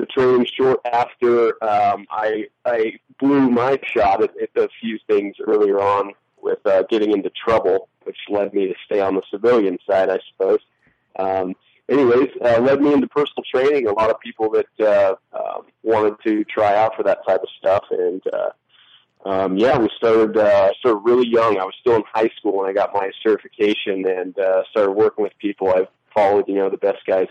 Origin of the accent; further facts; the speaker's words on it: Montana, United States; I grew up in Montana, a smaller town, and moved a bit all over the state.